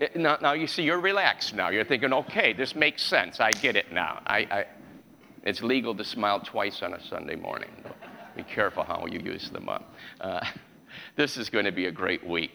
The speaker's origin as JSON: {"language": "English", "region": "New York", "country": "United States", "tie": "born or raised there", "said": "I was raised in New York"}